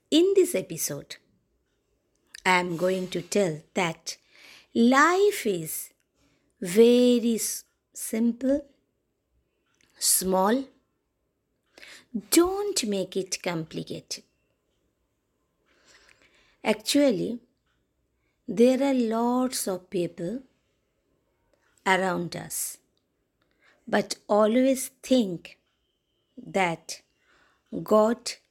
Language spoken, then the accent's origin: English; Kolkata, West Bengal, India; English is a second language; I am from West Bengal, Kolkata, India. We Bengali are very sweet people